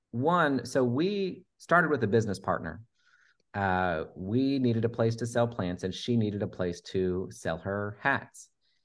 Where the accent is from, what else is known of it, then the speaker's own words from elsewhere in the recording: Oregon, United States; now in Texas, United States; I moved to Texas from Oregon